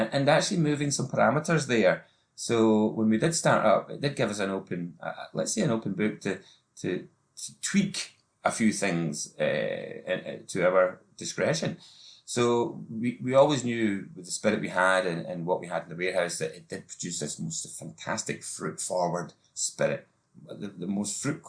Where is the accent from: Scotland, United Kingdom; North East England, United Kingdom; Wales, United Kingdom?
Scotland, United Kingdom; Tobermory; I started off in my hometown of Tobermory in the west coast of Scotland, in the Isle of Mull